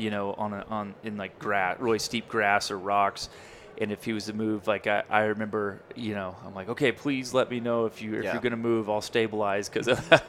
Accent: Kansas, United States; we're both from Kansas

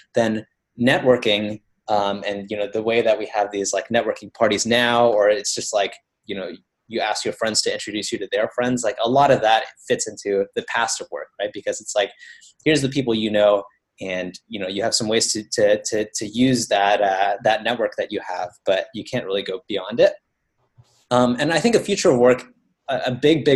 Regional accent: Baton Rouge, Louisiana, United States; I grew up actually in Baton Rouge, Louisiana

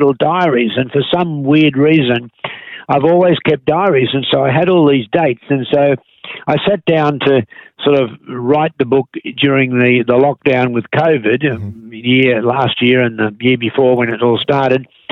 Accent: Australia; I was born in Australia in the 1940s

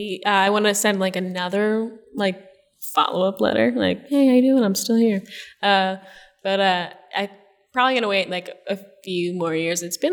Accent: Jersey Shore, New Jersey, United States; also born or lived in Russia / Pennsylvania; I moved to Jersey with my mom, to the Jersey Shore, which was like a really nice place to grow up

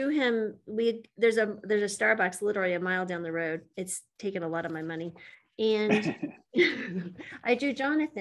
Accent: New Mexico, United States; moved away; I'm from New Mexico originally, but not Santa Fe

